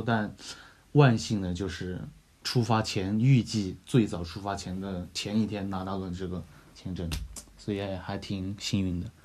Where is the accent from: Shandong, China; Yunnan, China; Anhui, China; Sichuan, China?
Yunnan, China; 作为就是一天可以吃两餐米线的云南人